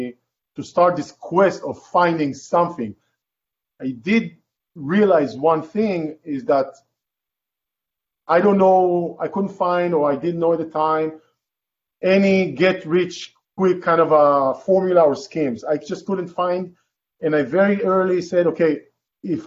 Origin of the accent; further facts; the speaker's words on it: Israel; English is a second language; moved away as an adult; now in California, United States; originally, I'm from Israel. I was born in Israel, raised in Israel.